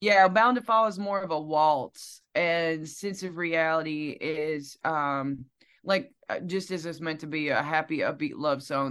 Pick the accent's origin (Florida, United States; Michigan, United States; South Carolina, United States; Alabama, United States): Alabama, United States; Piedmont; now in Nashville, United States; I am from Piedmont, Alabama